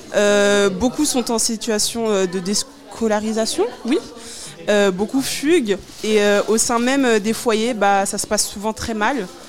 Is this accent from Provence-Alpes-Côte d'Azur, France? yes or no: no; Évreux, Normandy, France; Moi, pour ma part, je viens d'Evreux.